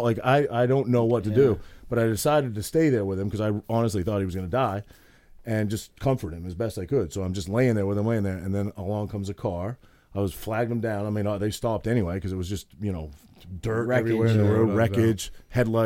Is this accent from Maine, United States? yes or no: yes; Maine, United States; I'm from Maine